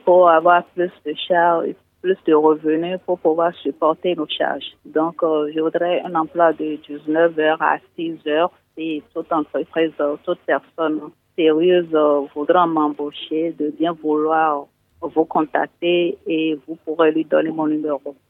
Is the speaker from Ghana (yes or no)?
yes; Ghana; moved away; j'ai grandi au Ghana